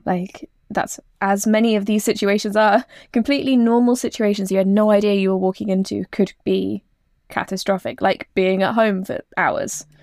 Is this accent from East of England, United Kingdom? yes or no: yes; East Anglia, East of England, United Kingdom; I grew up in East Anglia